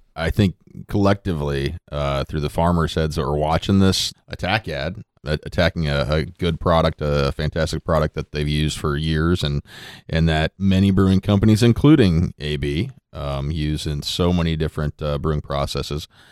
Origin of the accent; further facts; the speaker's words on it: Underwood, Iowa, United States; my hometown of Underwood there in, uh, Southwest Iowa